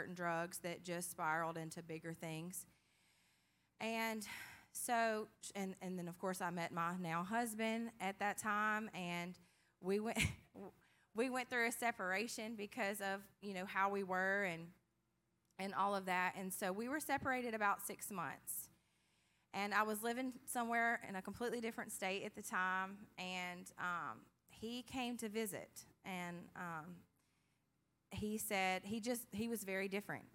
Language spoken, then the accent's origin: English; Hebert, Louisiana, United States; I grew up in Hebert, Louisiana.